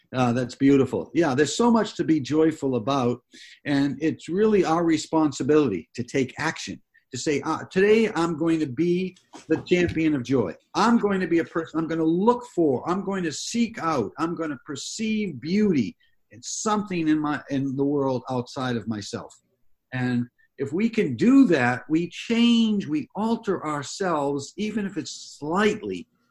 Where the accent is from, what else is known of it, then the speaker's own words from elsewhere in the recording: Massachusetts, United States; moved away; I grew up back east in Massachusetts